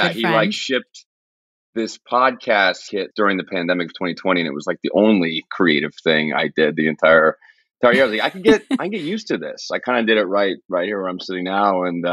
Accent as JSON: {"language": "English", "region": "Texas", "country": "United States", "also_born_or_lived": "New York", "moved": "yes", "said": "I'm from Texas"}